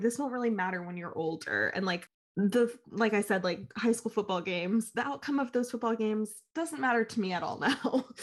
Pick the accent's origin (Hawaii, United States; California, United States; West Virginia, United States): West Virginia, United States; Huntington; I'm from Huntington, born and raised